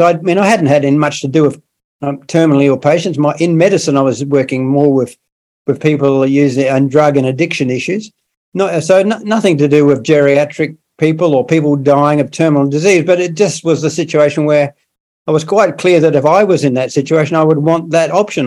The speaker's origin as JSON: {"language": "English", "region": "South Australia", "country": "Australia", "tie": "born or raised there", "said": "I brought up in in South Australia, which is another part of Australia, the southern a southern state"}